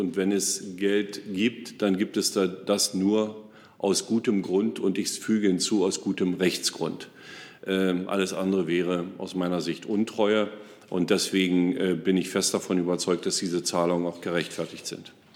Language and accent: German; Forst, Brandenburg, Germany; meine Heimatstadt Forst